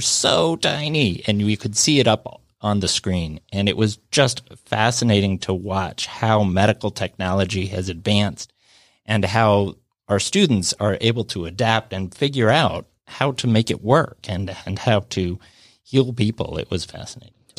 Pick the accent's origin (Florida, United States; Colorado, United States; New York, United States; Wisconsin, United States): Colorado, United States; Denver; moved away as an adult; also born or lived in Atlanta; now in Alpharetta, United States; I grew up in Denver